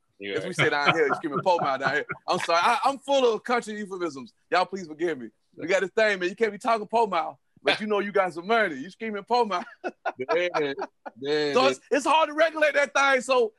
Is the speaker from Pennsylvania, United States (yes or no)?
no; South Carolina, United States; accent: country; Southern; I'm from South Carolina.